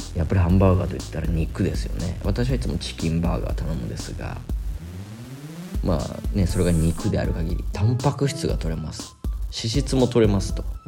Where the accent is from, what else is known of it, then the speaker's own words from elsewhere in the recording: Japan; first language Japanese; moved away as an adult; now in Sri Lanka; 私と同じ状況になります外国人になります